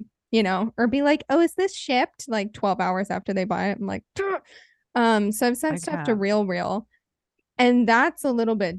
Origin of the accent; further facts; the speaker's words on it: Arizona, United States; moved away; I'm from Arizona